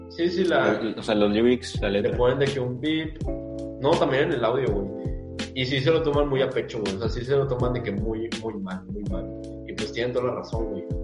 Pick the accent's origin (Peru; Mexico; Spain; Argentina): Mexico; Porque somos mexicanos, güey, por nuestra raza.